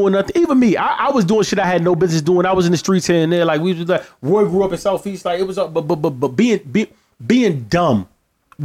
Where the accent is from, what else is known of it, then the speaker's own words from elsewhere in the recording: Barbados; I'm from Barbados.